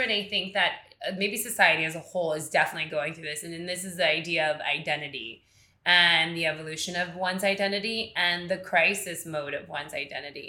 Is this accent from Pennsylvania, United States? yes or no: no; Miami, Florida, United States; moved away as an adult; now in New York, United States; growing up in Miami, let's say Miami proper, we all had a really strong cultural connection in the Cuban migration